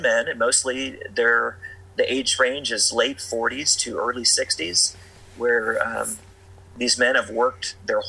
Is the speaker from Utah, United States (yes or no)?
no; Tulsa, Oklahoma, United States; also born or lived in Southern California; now in Cortez, United States; I grew up in Tulsa, Oklahoma